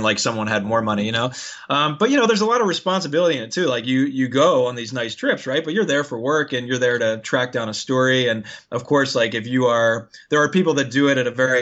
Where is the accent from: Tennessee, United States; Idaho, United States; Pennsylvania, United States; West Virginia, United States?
Pennsylvania, United States; Philadelphia; moved away as an adult; also born or lived in Virginia / California / Colorado; now in Hawaii, United States; I grew up in Philly